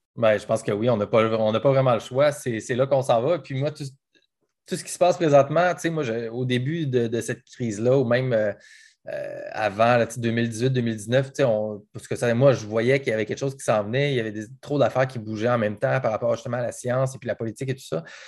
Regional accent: Quebec, Canada; moved away; je pense à ma région, à moi, moi, je viens du Saguenay-Lac-Saint-Jean, puis je pense à toute ma, ma gang là-bas

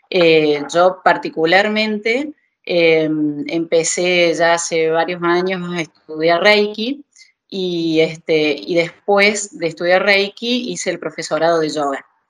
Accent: Argentina; moved away as an adult; yo hace eh, dos meses más que salí de Argentina eh, quedó la mitad de mi familia allá

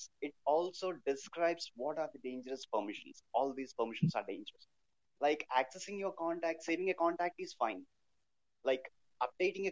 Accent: Hyderabad, Telangana, India; I'm from Hyderabad

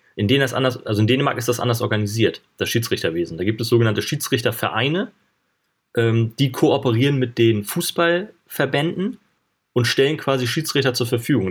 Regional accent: Schleswig-Holstein, Germany; ich komme ja hier hoch aus dem Norden, aus Schleswig-Holstein

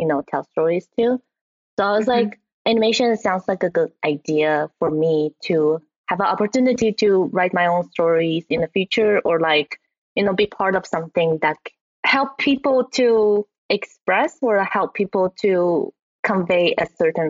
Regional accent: Taiwan; moved away; So I was originally from Taiwan. And then when I was in Taiwan, you know, we grew up watching anime on TV.

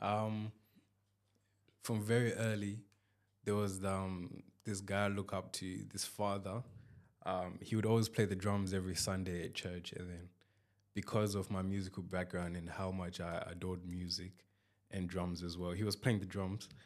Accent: Zimbabwe; I'm from Zimbabwe.

